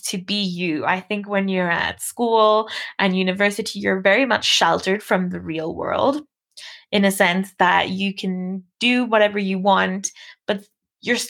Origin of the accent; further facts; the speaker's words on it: Namibia; I was born in Namibia to a white mom and a black dad, both of which were also born in this country